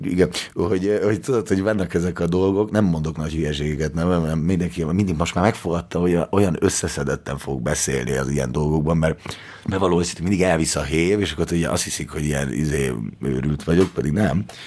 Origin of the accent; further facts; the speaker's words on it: Hungary; mert hogy én magyar vagyok